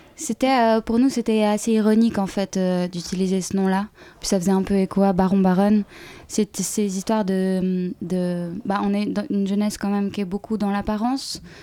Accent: Switzerland; on est suisse

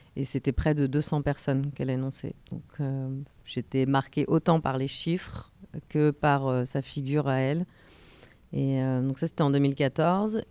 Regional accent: France; moved away as an adult; now in Brazil; je suis française mais je vis au Brésil depuis 15 ans

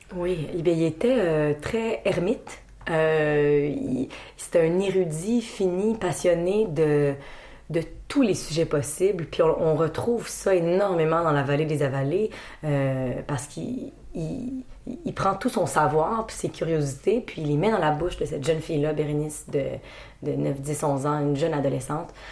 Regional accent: Quebec, Canada; On est Québécois

